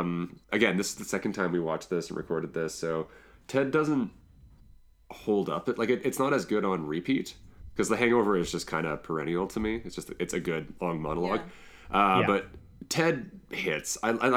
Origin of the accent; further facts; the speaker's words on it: Canada; I'm so Canadian.